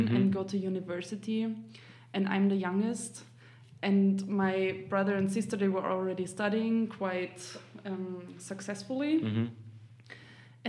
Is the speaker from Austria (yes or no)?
yes; East Tyrol, Austria; moved away as an adult; now in Vienna, Austria; I'm from Osttirol, East Tyrol. It's in the south of Austria.